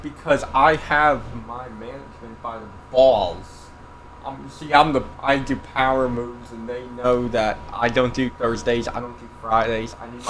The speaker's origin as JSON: {"language": "English", "region": "New York", "country": "United States", "tie": "born or raised there", "said": "I grew up here in New York"}